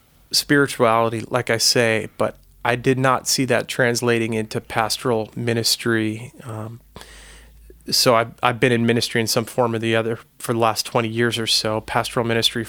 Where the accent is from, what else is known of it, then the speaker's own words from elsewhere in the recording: Long Island, New York, United States; I grew up on Long Island, and my folks were from the city, moved out to the island in the 60s, which was a time of white flight from the city.